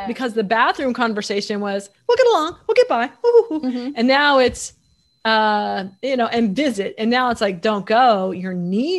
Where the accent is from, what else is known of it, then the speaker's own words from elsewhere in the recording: United States; I'm such an American.